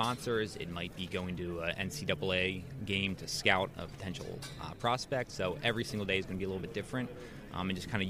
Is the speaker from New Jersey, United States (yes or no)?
yes; New Jersey, United States; moved away as an adult; also born or lived in Pennsylvania / North Carolina / Denver; I grew up in New Jersey, played lacrosse there